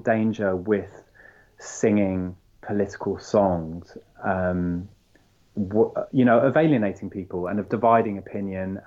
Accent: France; moved away; I grew up in France

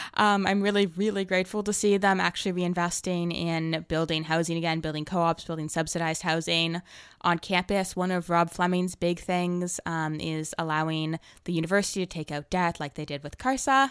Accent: Toronto, Ontario, Canada; moved away as an adult; now in Victoria, Canada; I'm from Toronto originally, and I just moved out here for university

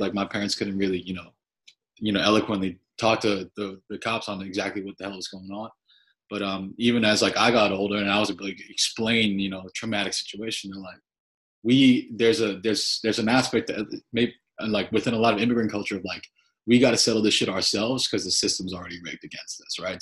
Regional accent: Glen Rock, New Jersey, United States; I grew up in Bergen County

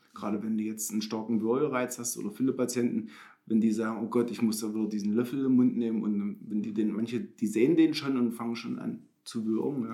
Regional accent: Bernburg, Saxony-Anhalt, Germany; ich bin in Bernburg geboren, ich bin schon immer Bernburger.

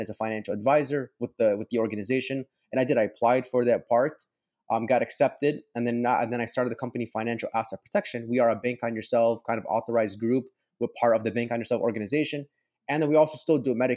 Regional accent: Palos Hills, Illinois, United States; I grew up in Chicago. I grew up in a suburb right outside of Orland Park. It's Palos Hills.

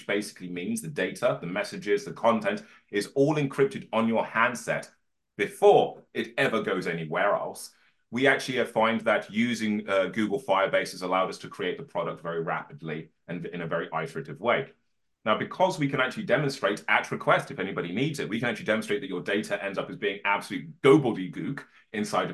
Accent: Birmingham, West Midlands, United Kingdom; I was born in Birmingham in the 1980s

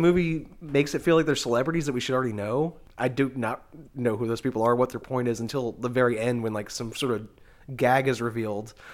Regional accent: the South, United States; being like a Southerner

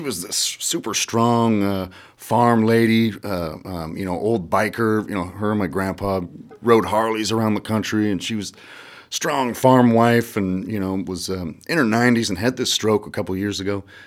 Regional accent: Iowa, United States; I'm from Iowa, man. I got a lot of Midwest pride

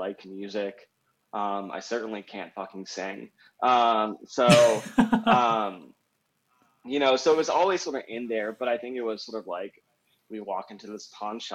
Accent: Raleigh, North Carolina, United States; moved away as an adult; also born or lived in Barcelona / Providence, Rhode Island / Washington, District of Columbia, United States / Chapel Hill; now in Denver, United States; I grew up in North Carolina, in the sort of capital town of Raleigh, North Carolina

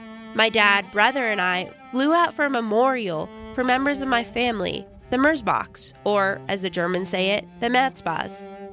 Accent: Los Angeles, California, United States; When I was growing up in Los Angeles

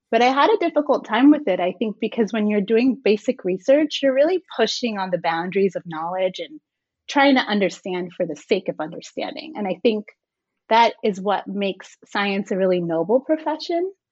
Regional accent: Guyana; also born or lived in Jamaica; So I was born in Jamaica and I spent most of my formative years in Guyana in South America. And it's a fairly impoverished country, but it's also home to a portion of the Amazon rainforest.

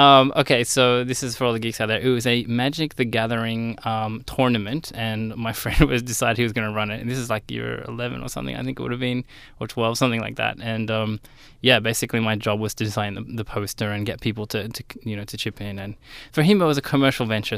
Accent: Sydney, New South Wales, Australia; right here in Sydney, uh, around sort of southern Sydney area. And, uh, yeah, I went to high school there

